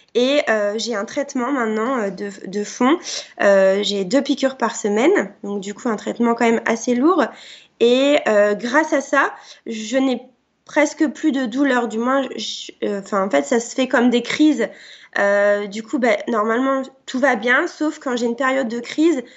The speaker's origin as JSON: {"language": "French", "town": "Barby", "region": "Grand Est", "country": "France", "said": "je viens des Ardennes, d'une petite euh, ville euh, à côté de Rethel qui s'appelle Barbie, donc dans, la Champagne"}